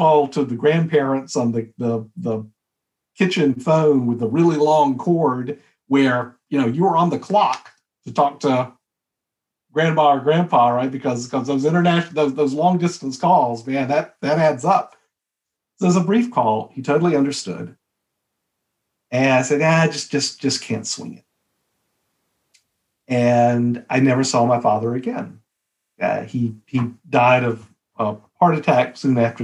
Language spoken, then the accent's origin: English; a little town outside of Birmingham, Alabama, United States; moved away; also born or lived in Boston / Dallas; We're from Alabama, right? So we're from you know, a little town outside of Birmingham, Alabama